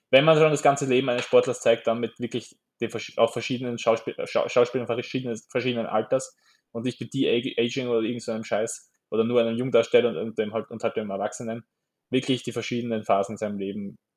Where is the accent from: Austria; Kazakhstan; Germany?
Austria; wir als Österreicher haben halt einen Bezug zum Skispringen.